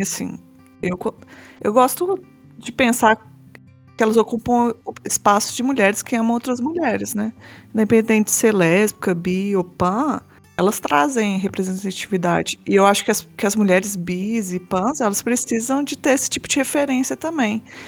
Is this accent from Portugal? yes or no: no; Belo Horizonte, Minas Gerais, Brazil; eu sou de Belo Horizonte